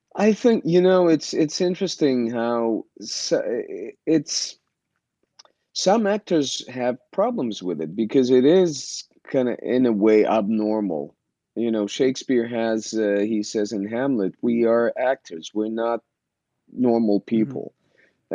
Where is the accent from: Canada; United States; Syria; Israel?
Israel; moved away as an adult; also born or lived in Ukraine (Soviet Union); when i was seven my family decided to move to israel and uh, i didn't have a, too much of a say so i went with them and uh, yeah and i grew up in israel